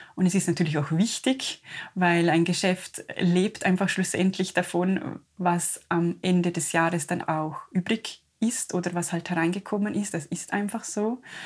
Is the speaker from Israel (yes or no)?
no; Liechtenstein; wir als Liechtensteiner